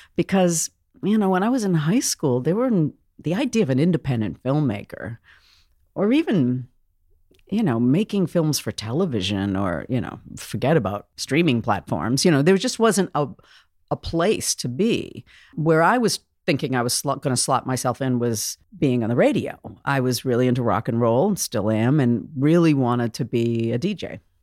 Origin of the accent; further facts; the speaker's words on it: Boston, Massachusetts, United States; moved away as an adult; now in Vancouver, Washington, United States; I'd come from Boston, Massachusetts. I love my hometown